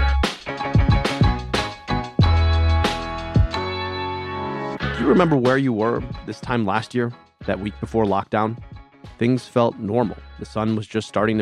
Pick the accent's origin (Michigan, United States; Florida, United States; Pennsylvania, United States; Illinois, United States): Michigan, United States; Ann Arbor; my hometown of Ann Arbor